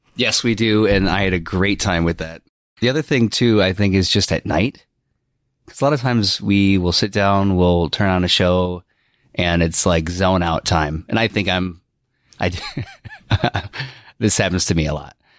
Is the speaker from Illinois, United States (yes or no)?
yes; South Elgin, Illinois, United States; moved away; also born or lived in Iowa; I was born and raised in the Chicagoland area of South Elgin, Illinois